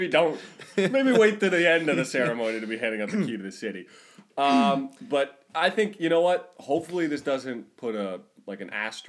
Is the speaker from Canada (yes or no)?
yes; Toronto, Ontario, Canada; We are in Toronto. We are from Toronto.